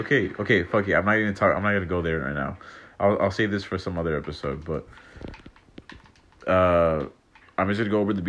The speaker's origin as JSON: {"language": "English", "town": "La Quinta", "region": "California", "country": "United States", "moved": "yes", "said": "At the 111, that's like the main highway down, like back home. I'm actually from La Quinta"}